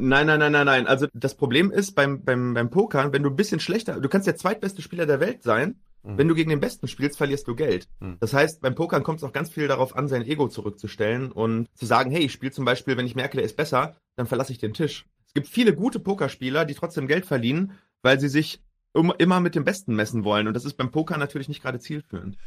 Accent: Herne, North Rhine-Westphalia, Germany; also born or lived in Duisburg / Münster; bin geboren in Duisburg, aufgewachsen in Herne im schönen Ruhrgebiet

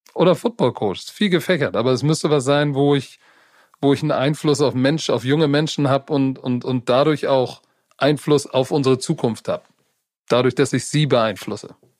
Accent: Hamburg, Germany; wir in derselben Stadt groß geworden sind

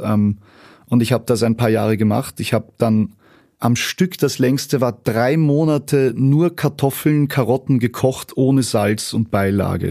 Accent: Vienna, Austria; born or raised there; also born or lived in Leverkusen, Germany / rural Austria

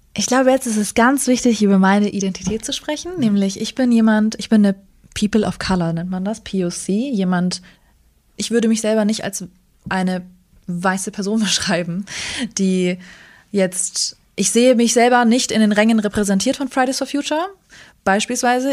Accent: Germany; born or raised there; also born or lived in Northern Iraq

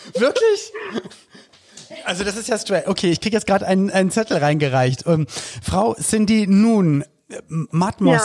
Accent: Berlin, Germany; bei uns in Berlin-Spandau damals

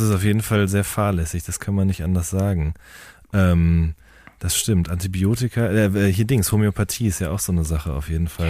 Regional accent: Hagen, North Rhine-Westphalia, Germany; ich komme ja aus Hagen

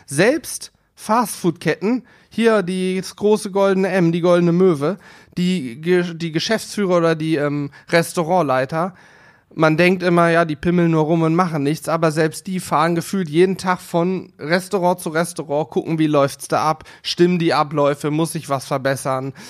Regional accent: Northern Hesse, Germany; now in Hanover, Germany; ich komme ja ursprünglich aus Nordhessen.

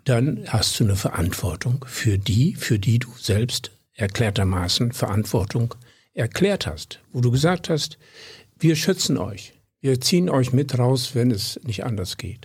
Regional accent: Südoldenburg, Lower Saxony, Germany; moved away; also born or lived in Berlin; Ich weiß es von meinem Heimatdorf wo ich aufgewachsen bin. Einem treu und streng katholischen Südenoldenburger Kaff ehemals

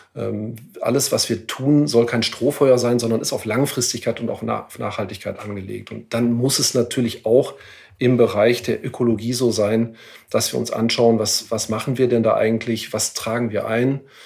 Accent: Ahaus, North Rhine-Westphalia, Germany; in meiner Heimatstadt, in meiner Geburtsstadt in Ahaus

